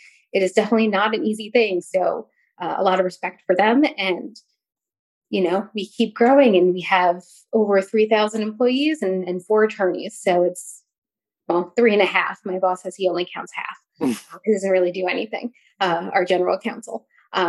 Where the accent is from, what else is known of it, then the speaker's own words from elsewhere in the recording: New York, United States; also born or lived in North Carolina; now in Virginia, United States; I'm currently living in Virginia. I grew up in New York.